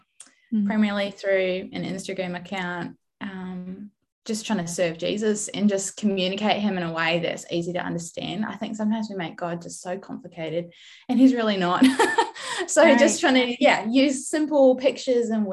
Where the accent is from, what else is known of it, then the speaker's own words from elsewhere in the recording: New Zealand; accent: Kiwi; moved away as an adult; also born or lived in United States; now in Australia; I am from New Zealand originally. I'm trying really hard to keep my Kiwi accent strong, even though I now live in Australia.